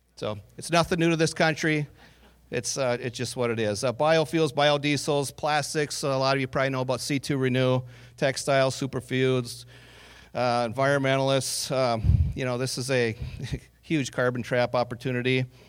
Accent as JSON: {"language": "English", "town": "Northwood", "region": "North Dakota", "country": "United States", "tie": "born or raised there", "said": "I grew up on a farm in Northwood, North Dakota, not far from here."}